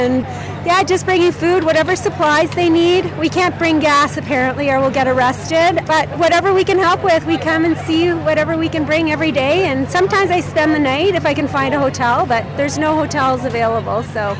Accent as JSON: {"language": "English", "region": "Ontario", "country": "Canada", "said": "We're from Renfrew County. There was a group of us."}